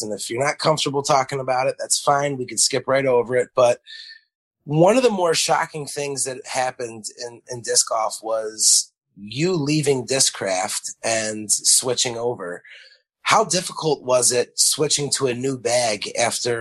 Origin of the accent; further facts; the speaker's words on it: Western New York, United States; Lewiston, New York, one of my hometown courses